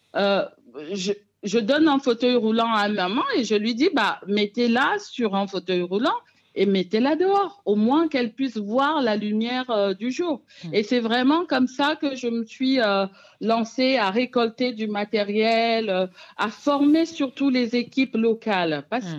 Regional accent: Cameroon; moved away; also born or lived in France; particulièrement au Cameroun, qui est donc mon pays d'origine

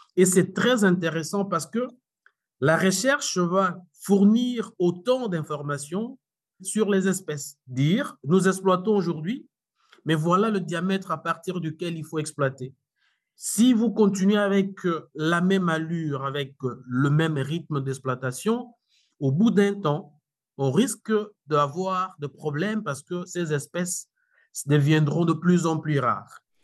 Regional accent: DR Congo; chez nous, en RDC

